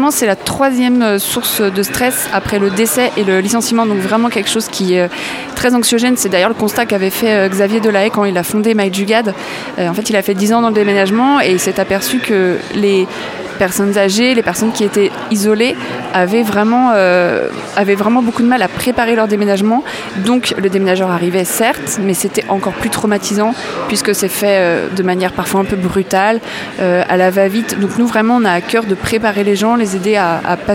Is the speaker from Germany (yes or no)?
no; Auray, Brittany, France; on est originaire de Auray, dans le Morbihan.